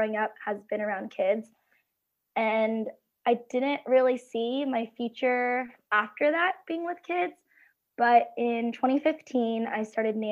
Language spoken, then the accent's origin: English; California, United States; I am from California